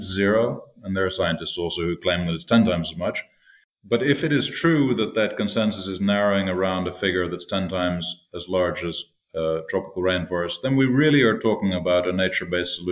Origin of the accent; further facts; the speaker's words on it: Toronto, Ontario, Canada; I grew up in Toronto, but we had a place outside where my parents still live in Ontario.